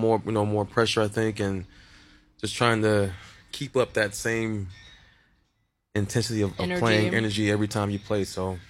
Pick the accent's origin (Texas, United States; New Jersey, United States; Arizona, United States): Texas, United States; Dallas; moved away as an adult; I'm from Dallas, Texas, originally. I've been here for about 8 years, and actually my wife pulled me here.